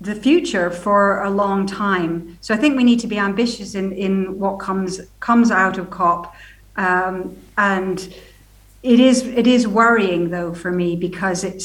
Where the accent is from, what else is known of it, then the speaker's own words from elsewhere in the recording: Scotland, United Kingdom; moved away; also born or lived in United States; I've been living in the States for 20 years before I came back to Scotland